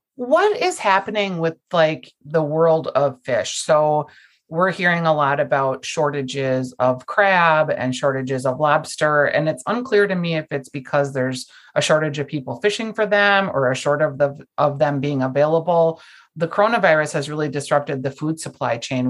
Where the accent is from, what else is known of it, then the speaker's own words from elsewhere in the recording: Minnesota, United States; I'm from Minnesota